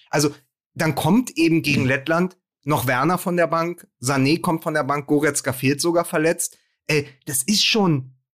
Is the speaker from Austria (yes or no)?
yes; Austria; Ach, und nehmen Sie es nicht so schlimm. Wir als Österreicher hätten gern Ihre Probleme.